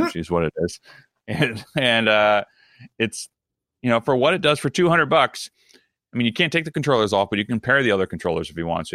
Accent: Maryland, United States; I'm from Southern Mar-, not Southern Maryland, but I'm from Maryland, which is technically still in the South

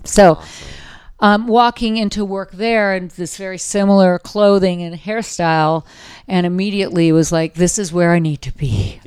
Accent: Orange County, Southern California, United States; moved away as an adult; also born or lived in Los Angeles / Colorado; now in San Francisco, United States; I am a California girl, but I'm a Southern California girl

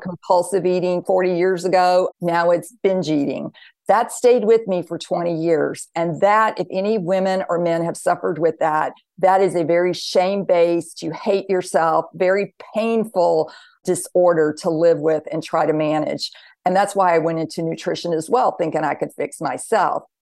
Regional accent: the Bible Belt, the South, United States; I grew up in the South, the Bible Belt

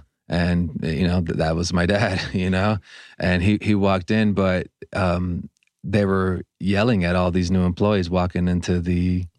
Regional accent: Los Angeles, California, United States; Yeah, I was born in LA.

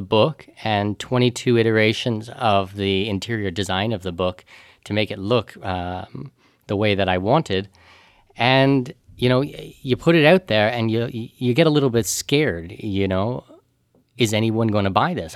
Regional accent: Canada; moved away; also born or lived in Panama / Middle East; as a Canadian, I'm a non-resident of Canada

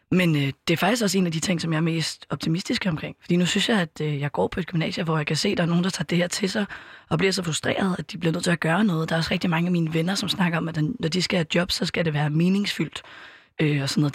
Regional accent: Copenhagen, Capital Region of Denmark, Denmark; also born or lived in Østerbro, Copenhagen; ellers så er jeg opvokset på Amager, bor lige nu på Østerbro

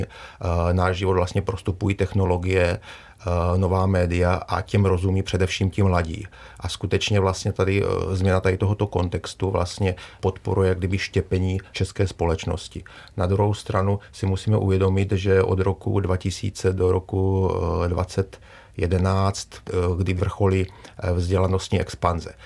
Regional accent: Czechia; my jako Češi

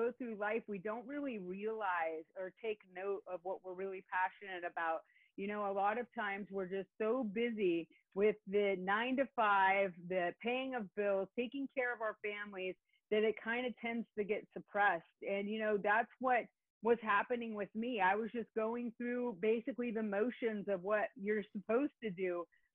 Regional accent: Northern California, United States; moved away as an adult; now in Orange County, California, United States; grew up in the northern part of the state

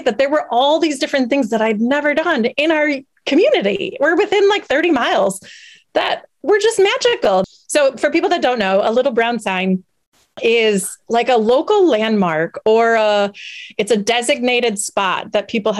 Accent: Wisconsin, United States; I'm from Wisconsin. I can't deny the fact that my roots are rooted in dairy some way, some shape, somehow.

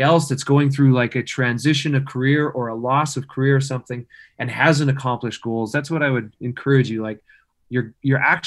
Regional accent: Wawota, Saskatchewan, Canada; moved away; my hometown of Wawota

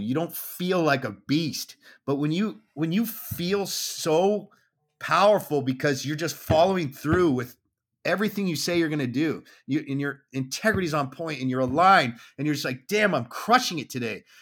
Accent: Southern California, United States; I grew up in Southern California

